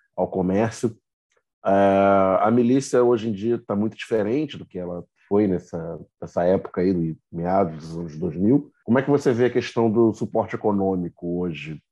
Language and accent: Portuguese; Rio de Janeiro, Brazil; moved away as an adult; Eu nasci e me criei em Campo Grande, na zona oeste do Rio, morei lá até meus 29 anos, minha família ainda mora lá